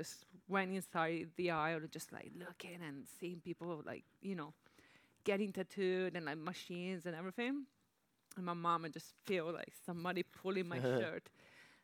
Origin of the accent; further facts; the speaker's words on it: Padua, Veneto, Italy; moved away; I'm from Padova, which is a medium-sized city from the northeast of Italy